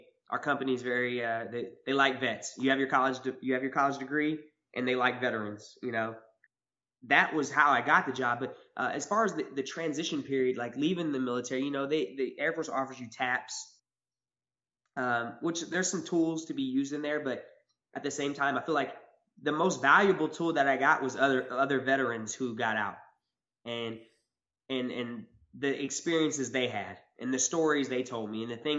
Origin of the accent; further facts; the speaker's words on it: Joplin, Missouri, United States; moved away as an adult; also born or lived in Louisiana / Tokyo, Japan; now in Eugene, United States; I'm from Joplin, Missouri